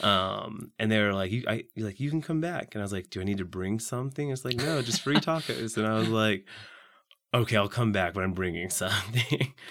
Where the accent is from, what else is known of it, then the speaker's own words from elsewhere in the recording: Saint Joseph, Missouri, United States; I'm from Saint Joseph, Missouri, which is just north of here, about an hour